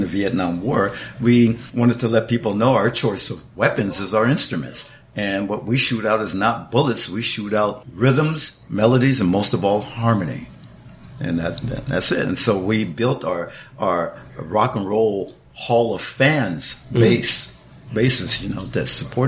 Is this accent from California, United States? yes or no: yes; Compton, California, United States; my street in Compton